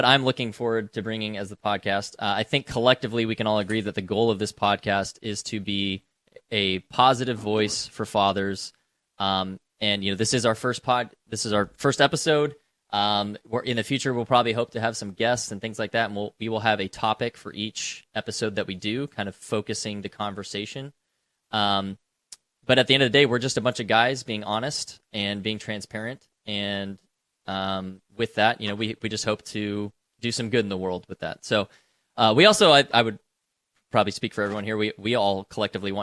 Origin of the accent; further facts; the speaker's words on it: West Coast, United States; moved away as an adult; now in Tennessee, United States; I live in Tennessee. I am not a native to Tennessee. You know, my profession brought me out here years ago. I grew up on the West Coast